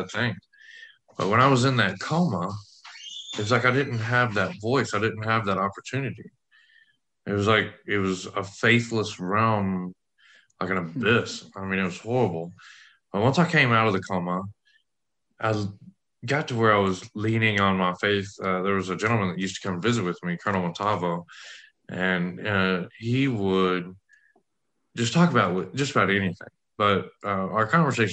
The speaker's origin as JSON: {"language": "English", "region": "West Texas", "country": "United States", "tie": "born or raised there", "said": "I grew up in West Texas"}